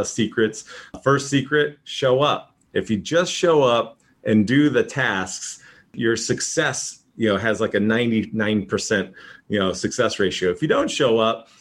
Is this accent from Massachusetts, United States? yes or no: yes; Boston, Massachusetts, United States; now in San Diego, United States; I am from the San Diego market, originally from Boston, moved out here 1984